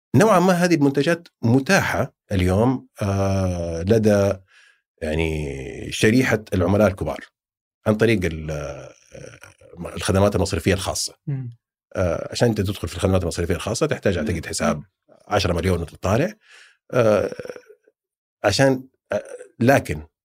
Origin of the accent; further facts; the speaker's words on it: Saudi Arabia; also born or lived in Jeddah; عندنا في السعوديه